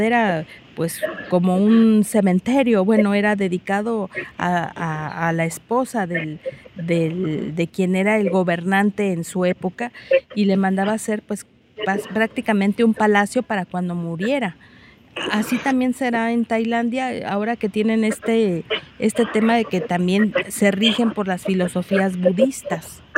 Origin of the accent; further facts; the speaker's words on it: Mexico; un país distinto al de nosotros. Es diferente cuando uno sale de México